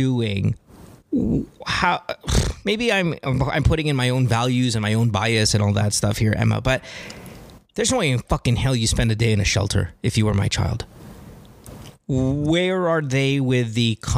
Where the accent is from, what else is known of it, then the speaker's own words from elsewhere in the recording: Philippines; as a Filipino parent